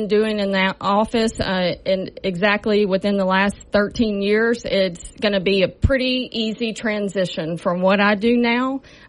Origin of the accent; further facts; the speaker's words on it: Shreveport, Louisiana, United States; I am a longtime resident of this Caddo Parish. I grew up in Southern Hills area.